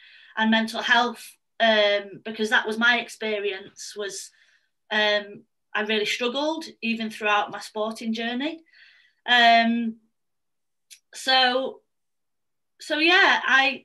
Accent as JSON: {"language": "English", "town": "Manchester", "region": "North West England", "country": "United Kingdom", "said": "I'm 29, I'm from Manchester"}